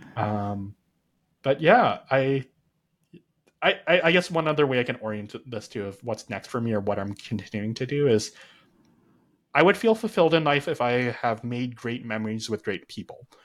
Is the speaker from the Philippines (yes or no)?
no; Canada; I was born and raised in Canada